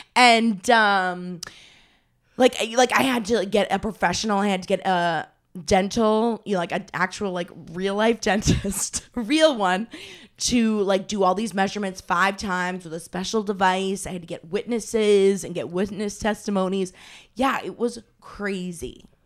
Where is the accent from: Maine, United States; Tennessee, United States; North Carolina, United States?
Maine, United States; moved away; I am from Maine originally.